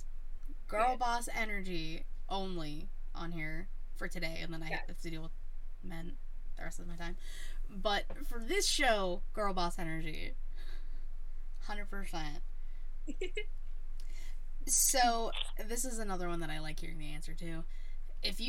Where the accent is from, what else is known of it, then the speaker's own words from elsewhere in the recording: Pittsburgh, Pennsylvania, United States; I'm from Pittsburgh.